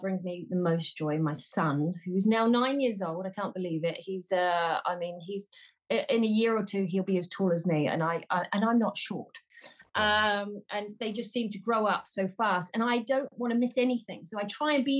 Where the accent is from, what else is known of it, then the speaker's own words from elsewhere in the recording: Auckland, New Zealand; moved away as an adult; also born or lived in England; I'm from New Zealand, originally Auckland, New Zealand